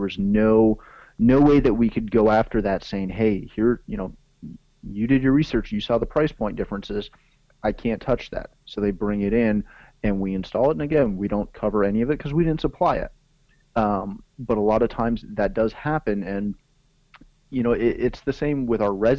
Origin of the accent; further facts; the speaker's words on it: Canada; again, being Canadian, we're so close to the border